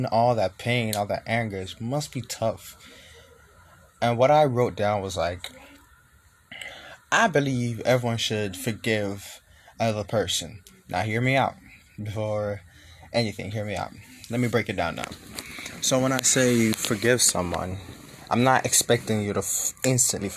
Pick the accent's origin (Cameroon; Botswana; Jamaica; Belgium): Jamaica; moved away as an adult; now in United States; growing up in the environment where I was born and raised in Jamaica, and I moved to the U.S. like 4 years ago.